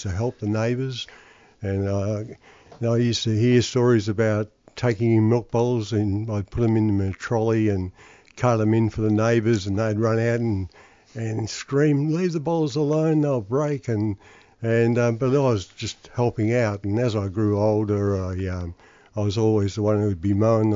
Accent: Melbourne, Victoria, Australia; also born or lived in East Malvern; I was born in East Malvern and grew up in Moorabbin

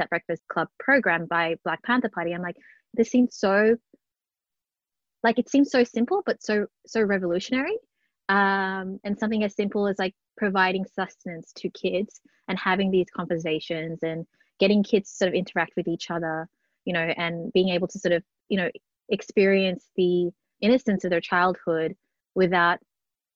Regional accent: Melbourne, Victoria, Australia; born and bred in Melbourne, grew up in public housing estates in Flemington and North Melbourne

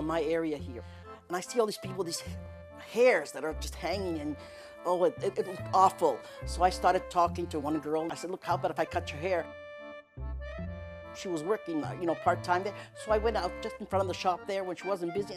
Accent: Canada; moved away; also born or lived in Macedonia; I came from Macedonia to Canada as a baby. I was a very small child.

